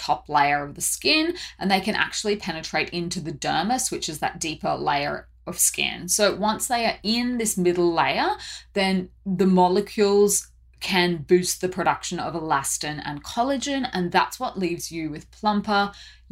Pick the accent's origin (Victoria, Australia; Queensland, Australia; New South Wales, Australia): Queensland, Australia; Brisbane; now in Seoul, South Korea; I'm originally from Brisbane